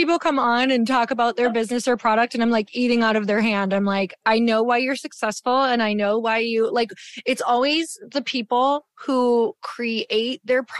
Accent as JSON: {"language": "English", "region": "Midwest", "country": "United States", "said": "I'm from the Midwest."}